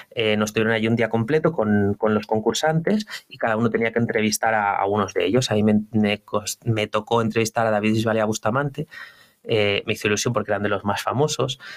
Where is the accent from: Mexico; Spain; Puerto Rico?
Spain; Velilla de Valderaduey, Castile and León; moved away as an adult; also born or lived in Segovia / Madrid; now in Valencia, Spain; yo soy de un pueblo muy pequeño, muy, muy chiquitito. Eh, se llama Velilla de Valderadue y mi pueblo está en León